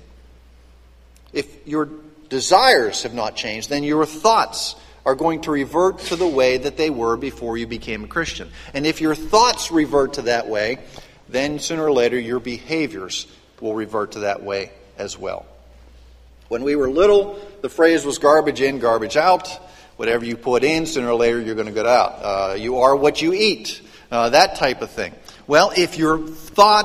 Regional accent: western Pennsylvania, United States; Growing up in western Pennsylvania, I knew a lot of coal miners

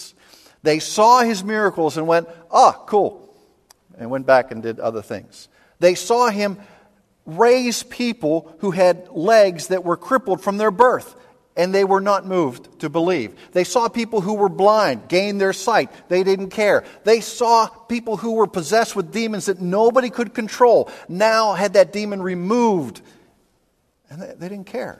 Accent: Pittsburgh, Pennsylvania, United States; growing up in Pittsburgh

